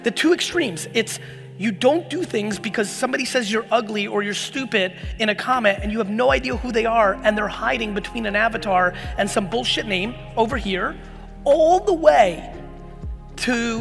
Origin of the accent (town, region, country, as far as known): Edison, New Jersey, United States; born or raised there; also born or lived in Soviet Union